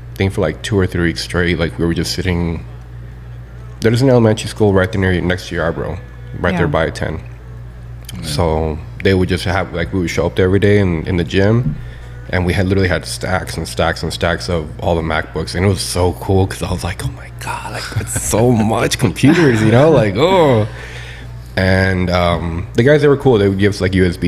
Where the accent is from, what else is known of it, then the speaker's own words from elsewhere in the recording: El Paso, Texas, United States; also born or lived in Albuquerque, New Mexico; So I grew up in the Valley, Isleta